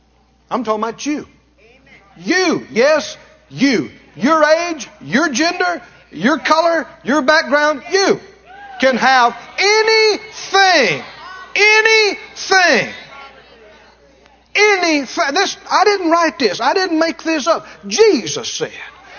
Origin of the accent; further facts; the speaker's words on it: Mississippi, United States; I come from Mississippi. We never had a telephone all my growing up